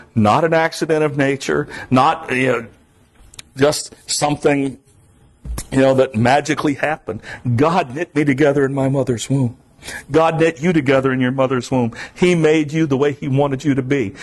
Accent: South Florida, United States; I'm from South Florida

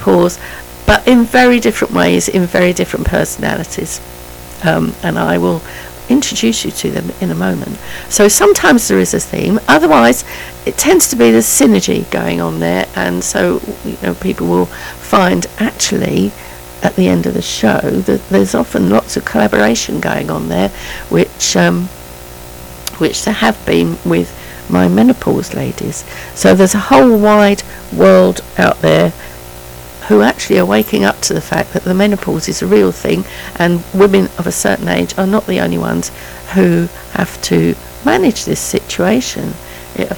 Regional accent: London, United Kingdom; I was brought up in Maple Road, Penge, from the age of about 18 months, I think, till I first married when I was 24

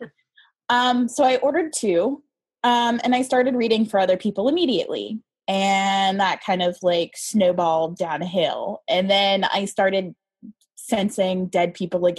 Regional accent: Tennessee, United States; I was born in the Deep South. I was actually born in Tennessee.

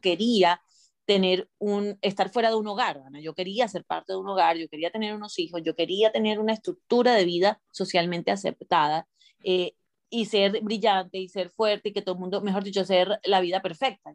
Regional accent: Colombia; moved away as an adult; also born or lived in Miami, United States; now in United States; yendo y viniendo desde Colombia a Miami

